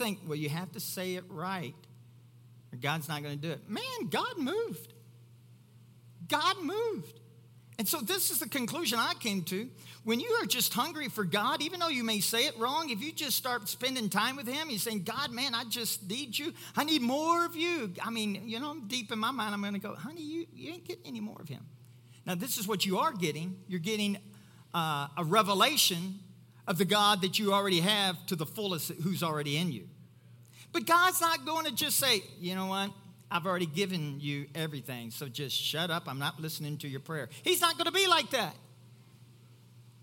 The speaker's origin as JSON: {"language": "English", "region": "Kentucky", "country": "United States", "said": "I'm from Kentucky"}